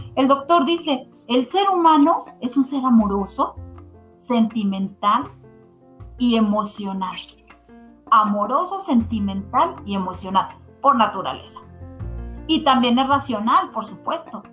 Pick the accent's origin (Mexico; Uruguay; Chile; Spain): Mexico; nosotros eh, como mexicanos